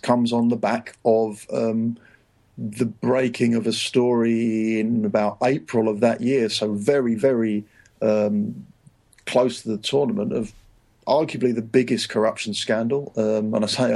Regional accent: England, United Kingdom; moved away as an adult; also born or lived in Rome, Italy; I'm English

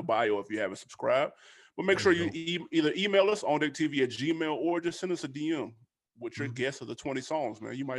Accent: Pompano Beach, Florida, United States; Pompano Beach.

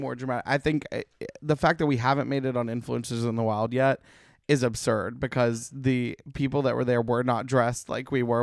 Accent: Alabama, United States; now in Los Angeles, United States; that's where we grew up going to in Alabama

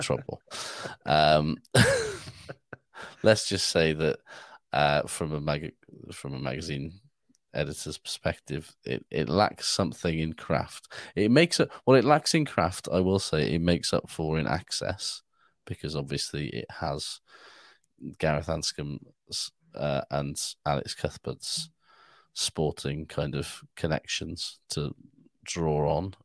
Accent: Wales, United Kingdom; I'm from Cymru

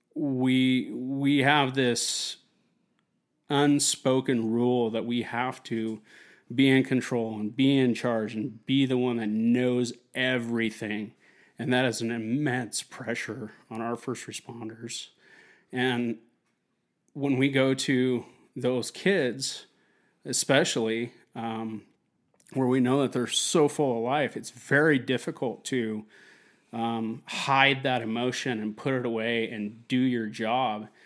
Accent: Wenatchee, Washington, United States; my hometown of Wenatchee, Washington

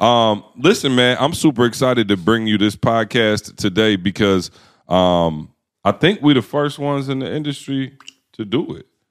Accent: Lansing, Michigan, United States; I grew up in Lansing.

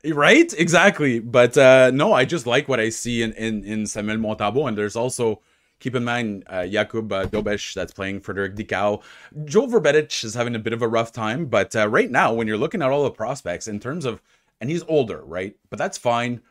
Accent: Ottawa, Ontario, Canada; moved away; also born or lived in Gatineau (Hull), Quebec; I'm a Francophone. I'm from Ontario

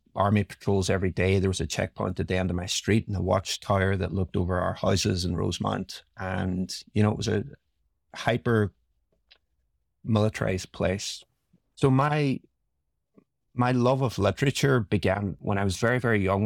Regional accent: Derry, Northern Ireland, United Kingdom; grew up in Northern Ireland in a town called Derry

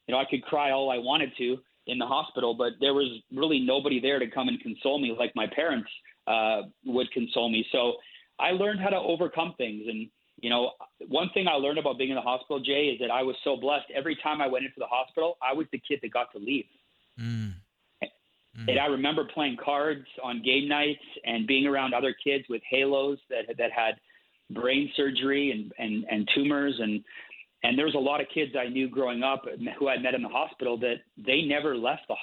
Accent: Calgary, Alberta, Canada; I was born in Calgary, Alberta, Canada, way up north here. It's currently snowing here today, but I was born here.

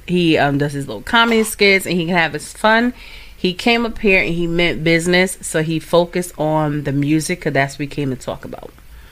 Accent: the Valley, Connecticut, United States; I was from the Valley.

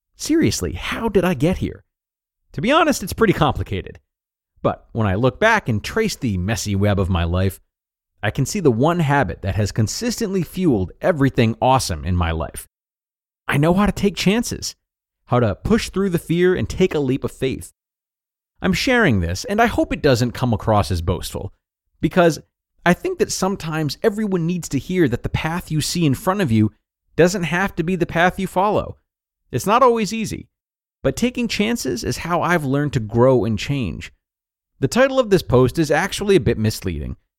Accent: United States; moved away as an adult; now in Australia; I'm American, but I've been living in Australia since my early 20s

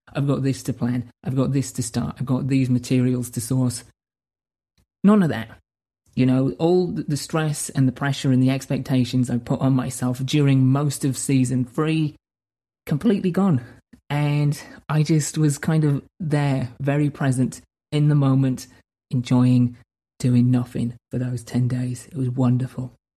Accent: United Kingdom; moved away; I needed to go back home to my home country, to my hometown, to essentially recharge the batteries in my soul

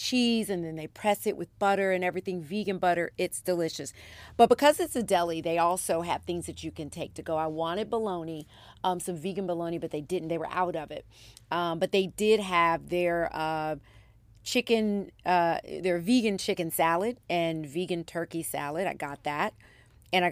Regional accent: Philadelphia, Pennsylvania, United States; moved away; I was born in Philadelphia, so I have family there. My mom and I went back there last weekend

